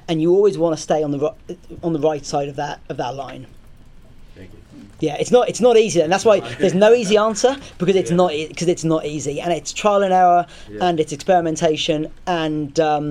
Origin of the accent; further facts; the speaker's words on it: Southampton, South East England, United Kingdom; It's my hometown.